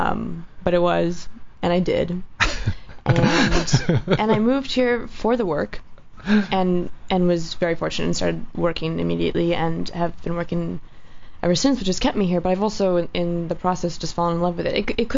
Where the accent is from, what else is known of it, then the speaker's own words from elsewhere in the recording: Washington, District of Columbia, United States; moved away as an adult; also born or lived in New York City; now in Los Angeles, United States; I grew up in Washington, D.C.